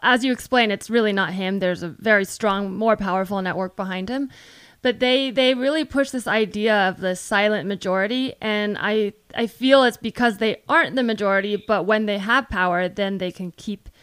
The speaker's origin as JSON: {"language": "English", "area": "Silicon Valley", "region": "California", "country": "United States", "tie": "born or raised there", "said": "I grew up in the Silicon Valley"}